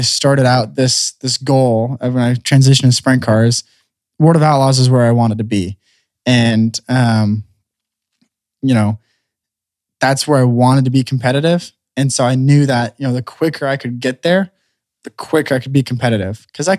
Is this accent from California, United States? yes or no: yes; California, United States; So when I grew up racing micros in California and midgets